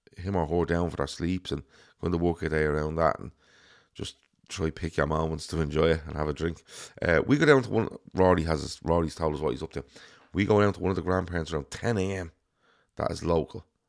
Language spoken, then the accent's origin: English; Ireland; growing up in Ireland